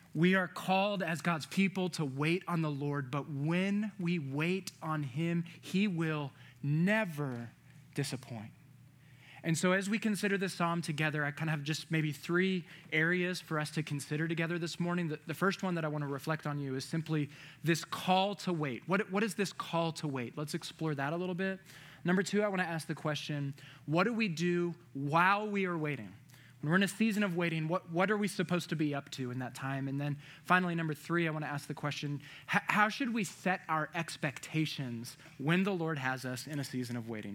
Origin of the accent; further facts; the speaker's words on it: Virginia, United States; moved away; I'm from Virginia